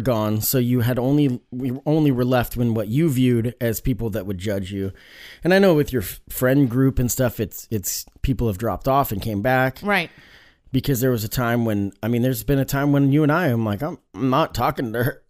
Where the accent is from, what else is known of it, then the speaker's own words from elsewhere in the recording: Springfield, Oregon, United States; growing up in the Springfield area, Springfield, Eugene, Springfield's got such a bad reputation when it comes to meth